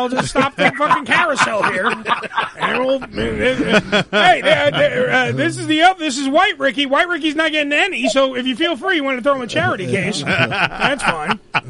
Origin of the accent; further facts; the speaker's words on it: New York City, New York, United States; Remember, we lived on Staten Island for most. Well, I've lived on it for my whole life.